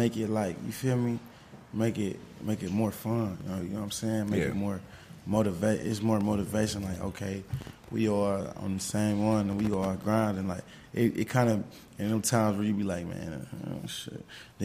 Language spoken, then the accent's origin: English; Cleveland, Ohio, United States; now in Atlanta, United States; I'm born and raised from Cleveland